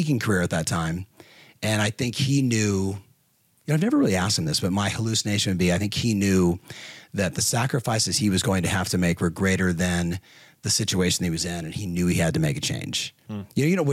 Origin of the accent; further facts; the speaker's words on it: Southern California, United States; I was growing up in Southern California